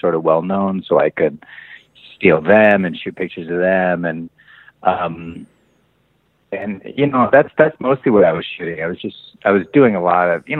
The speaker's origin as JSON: {"language": "English", "town": "Long Beach", "region": "California", "country": "United States", "tie": "born or raised there", "also_born_or_lived": "Hollywood, Los Angeles", "lives_now": "Los Angeles, United States", "said": "I was born here and then we moved a little south of here to Long Beach. So I grew up most of my life was spent down in Long Beach, like 35 miles south of here"}